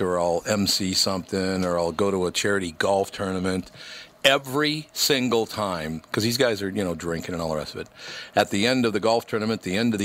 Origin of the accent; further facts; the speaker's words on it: Minnesota, United States; I was born in Minnesota, raised in Minnesota